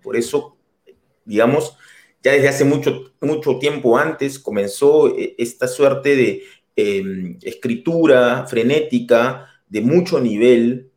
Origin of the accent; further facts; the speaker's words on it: Lima, Peru; moved away as an adult; also born or lived in Germany; now in Paris, France; yo soy de, yo soy de Madalena del Mar